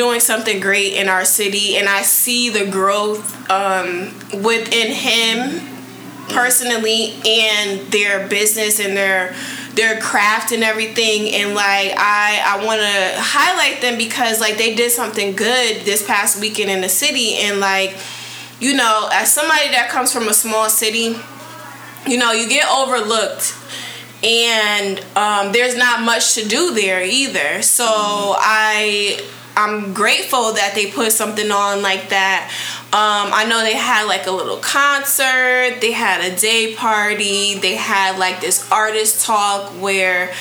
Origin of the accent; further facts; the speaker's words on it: New Haven, Connecticut, United States; moved away; New Haven, Connecticut is my hometown, and one of the producers, I went to middle school with him, elementary and middle school with him